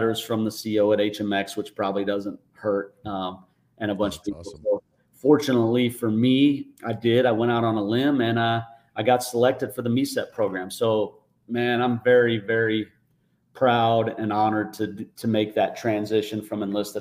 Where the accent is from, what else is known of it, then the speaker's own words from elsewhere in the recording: South Dakota, United States; moved away as an adult; also born or lived in Tustin, California; I grew up in a little town in South Dakota